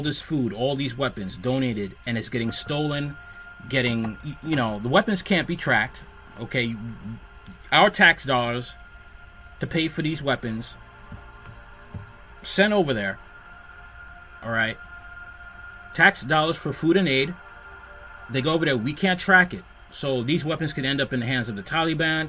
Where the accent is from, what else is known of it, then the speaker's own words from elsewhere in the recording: New York City, New York, United States; I'm a New Yorker.